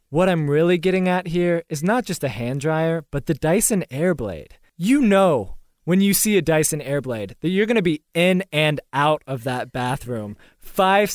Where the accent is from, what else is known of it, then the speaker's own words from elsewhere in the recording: the South, United States; I'm from the South